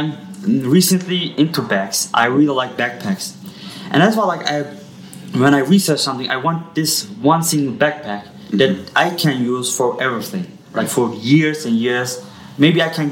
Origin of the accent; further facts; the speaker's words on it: Hesse, Germany; also born or lived in Yozgat, Turkey; now in Ankara, Turkey; I grew up in Germany